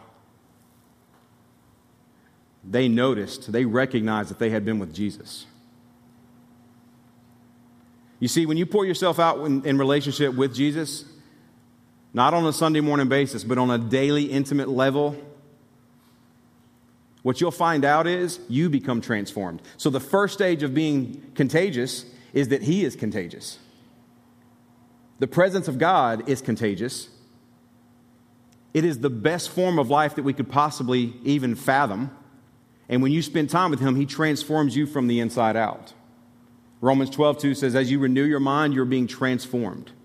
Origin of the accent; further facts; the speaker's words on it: Alabama, United States; moved away as an adult; also born or lived in Tennessee; I was from Alabama